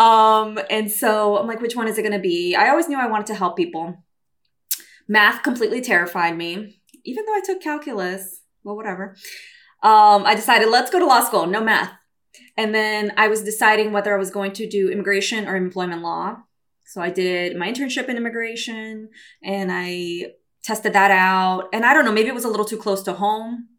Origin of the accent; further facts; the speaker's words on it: Brazil; also born or lived in New York City, United States; now in California, United States; I'm Brazilian.